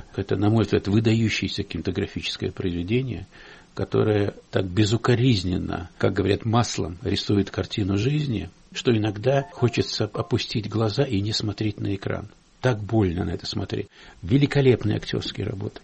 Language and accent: Russian; Russia; у меня на родине, моей России.